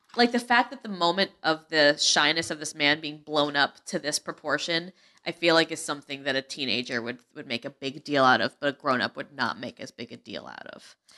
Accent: New England, United States; I'm super, like, Yankee. Like, I grew up in New England

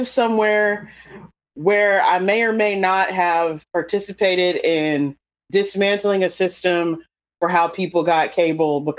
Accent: North Carolina, United States; I'm from North Carolina.

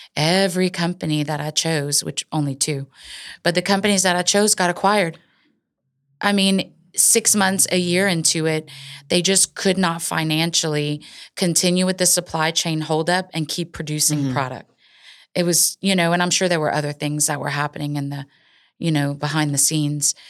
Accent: Cecilia, Louisiana, United States; my hometown, Cecilia

